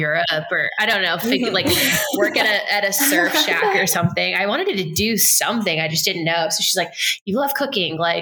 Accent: Lehigh Valley, eastern Pennsylvania, United States; I grew up in Pennsylvania on the eastern side of the state. So about an hour and a half north of Philadelphia, hour and a half west of New York City. So it's kind of a nice little literally a valley in the Lehigh

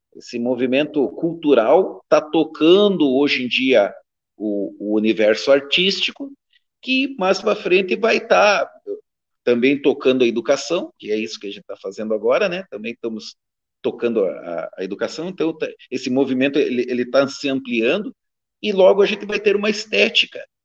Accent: Brazil; accent: Caiçara

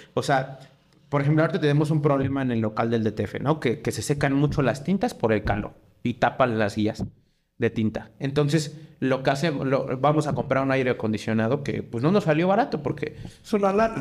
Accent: Mexico; yo soy mexicano

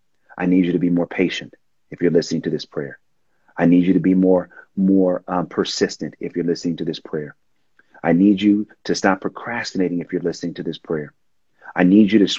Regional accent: Oakland, California, United States; I'm from Oakland

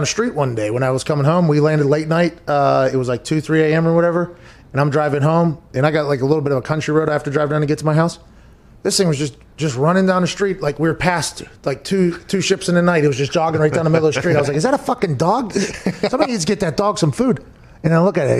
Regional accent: Pittsburgh, Pennsylvania, United States; Growing up in Pittsburgh, there is surprisingly a lot of people that hunt

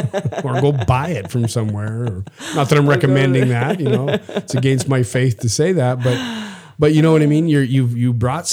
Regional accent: Saskatchewan, Canada; I'm from Canada and I'm from the prairie provinces, from Saskatchewan.

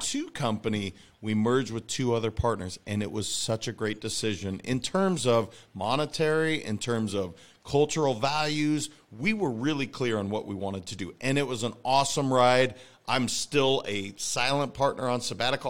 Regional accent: Montana, United States; I'm a kid from Montana.

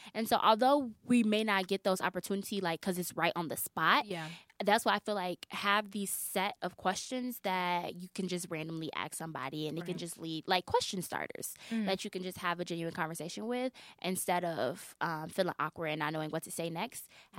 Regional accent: Chicago, Illinois, United States; actually, I'm going to start doing that because I fly so much because I'm from Chicago.

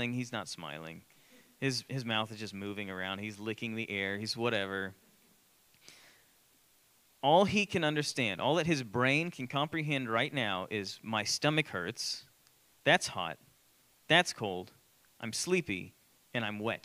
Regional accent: Austin, Texas, United States; I grew up in Austin.

